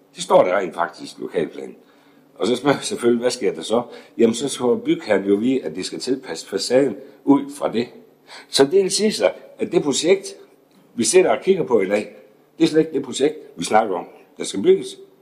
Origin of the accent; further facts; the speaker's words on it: Esbjerg, Southern Denmark, Denmark; Jeg er født og opvokset i Esbjerg.